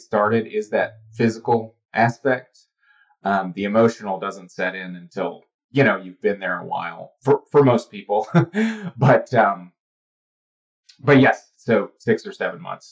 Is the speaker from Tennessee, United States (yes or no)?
yes; Cleveland, Tennessee, United States; moved away; I grew up in Cleveland, Tennessee, just outside of Chattanooga